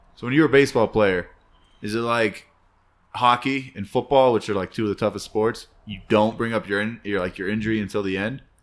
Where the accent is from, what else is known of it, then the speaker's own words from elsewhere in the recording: United States; we're American